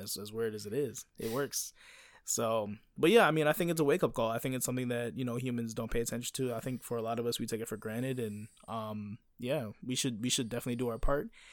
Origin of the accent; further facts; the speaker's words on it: United States; moved away; I'm an American and I grew up on baseball